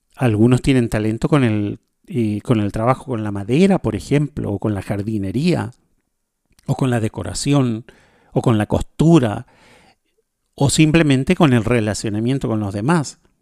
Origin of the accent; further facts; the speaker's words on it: Chile; now in Paraguay; yo vivo en Paraguay, soy chileno